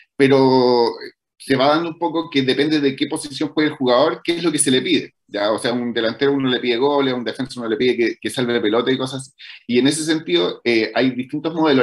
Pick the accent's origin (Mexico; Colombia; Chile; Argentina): Chile